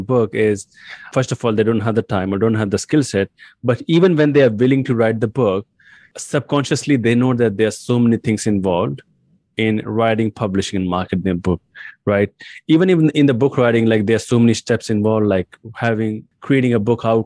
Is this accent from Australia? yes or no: no; India; English is a second language; I was born in India and raised in India as well